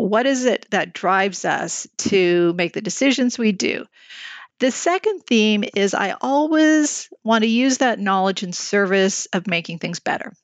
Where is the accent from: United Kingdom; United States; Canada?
Canada; Montreal, Quebec; now in Toronto, Canada; I'm born and raised in Montreal